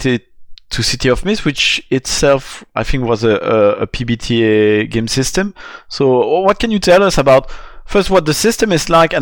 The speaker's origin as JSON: {"language": "English", "country": "Belgium", "tie": "born or raised there", "also_born_or_lived": "France", "said": "I grew up on Sentai back in Belgium and France when I was a kid."}